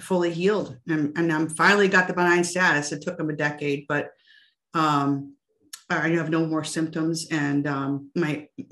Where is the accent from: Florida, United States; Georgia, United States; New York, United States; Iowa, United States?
Iowa, United States; I grew up in Iowa and there's more pigs than people there